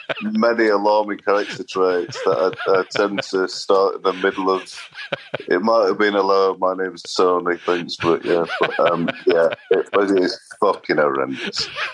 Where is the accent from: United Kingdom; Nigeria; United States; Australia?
United Kingdom; Sheffield, Yorkshire and the Humber; I was brought up in Sheffield and my grandma died when I was around 10, so we moved as a family from a rather less salubrious area to posh Sheffield.